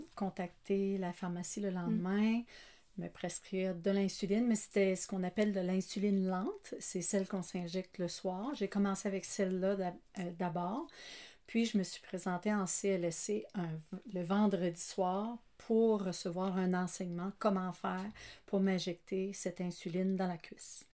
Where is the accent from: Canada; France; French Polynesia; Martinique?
Canada; moved away; je suis acadienne de naissance qui a pris pays en prenant Marie